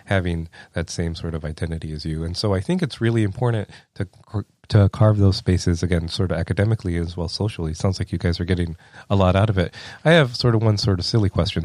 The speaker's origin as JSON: {"language": "English", "area": "lower Rio Grande Valley", "region": "Texas", "country": "United States", "tie": "born or raised there", "moved": "as an adult", "lives_now": "Iowa, United States", "said": "I grew up in the lower Rio Grande Valley of Texas"}